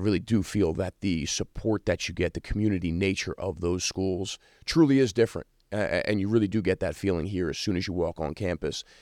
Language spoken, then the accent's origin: English; New York, United States; moved away as an adult; now in South Bend, United States; me growing up in New York